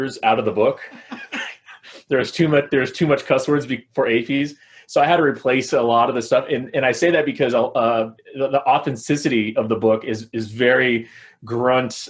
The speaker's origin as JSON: {"language": "English", "town": "Los Angeles", "region": "California", "country": "United States", "said": "I'm originally from Los Angeles, California"}